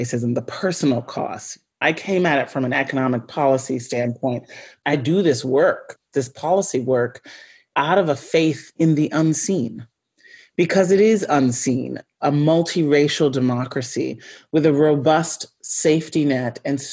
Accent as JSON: {"language": "English", "country": "United States", "tie": "born or raised there", "said": "growing up as an American child"}